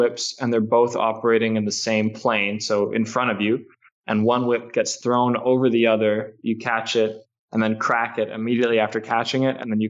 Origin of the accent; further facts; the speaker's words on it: Toronto, Ontario, Canada; I'm from Toronto